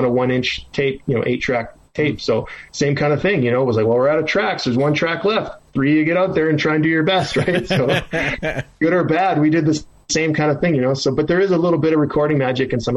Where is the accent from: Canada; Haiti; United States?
Canada; being a Canadian guy